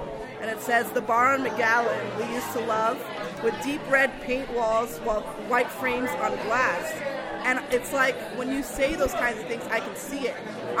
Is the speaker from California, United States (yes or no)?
no; New York City, New York, United States; born or raised there